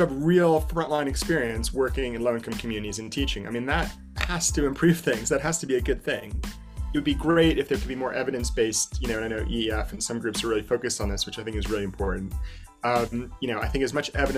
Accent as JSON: {"language": "English", "town": "Asbury Park", "region": "New Jersey", "country": "United States", "also_born_or_lived": "Asia / Hawaii", "moved": "as an adult", "lives_now": "London, United Kingdom", "said": "I'm originally American from Asbury Park, New Jersey, home of Bruce Springsteen"}